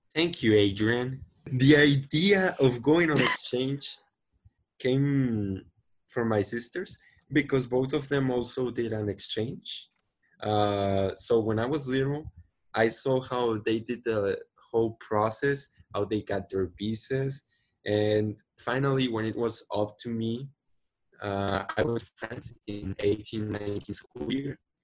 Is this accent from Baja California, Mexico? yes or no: no; Monterrey, Nuevo León, Mexico; English is a second language; so I was born here in Monterrey, Mexico. Uh, I really like my city and I'm living here right now. Basically, I've been living here most of my lives.